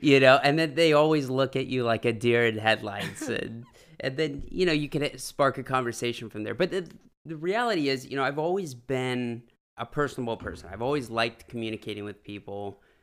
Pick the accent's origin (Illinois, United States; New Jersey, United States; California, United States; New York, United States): California, United States; Half Moon Bay; moved away as an adult; I actually was born and raised in the Bay Area. Uh, Half Moon Bay, to be specific